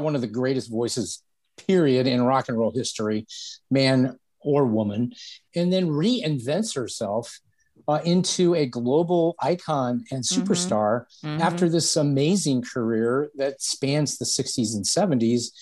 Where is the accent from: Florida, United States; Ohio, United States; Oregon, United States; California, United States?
Ohio, United States; Akron; now in Cleveland, United States; not only am I in Cleveland, but I was born in Akron, Ohio.